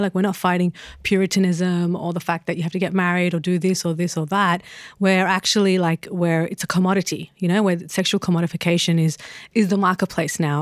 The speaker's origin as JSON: {"language": "English", "country": "Australia", "said": "as an Australian"}